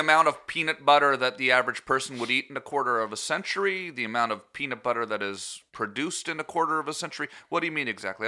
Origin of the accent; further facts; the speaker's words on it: Canada; moved away; we're both Canadian